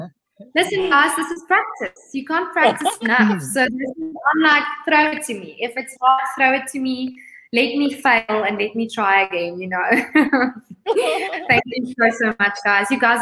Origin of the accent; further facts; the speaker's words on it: South Africa; Miss Universe South Africa, and I'm a visionary.